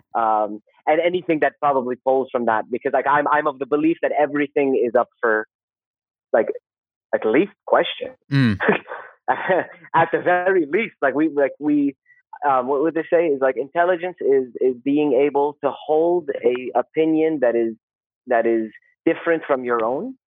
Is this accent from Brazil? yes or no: no; Saudi Arabia; moved away as an adult; also born or lived in Canada / South Korea; I grew up in Saudi in the like 80s and the 90s